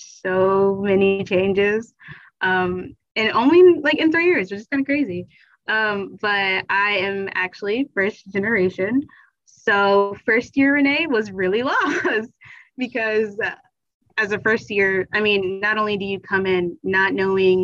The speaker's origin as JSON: {"language": "English", "area": "Chesterfield County", "region": "Virginia", "country": "United States", "said": "I am from Chesterfield County in Virginia"}